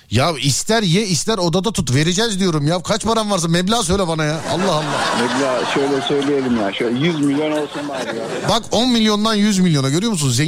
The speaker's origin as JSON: {"language": "Turkish", "region": "Ankara", "country": "Turkey"}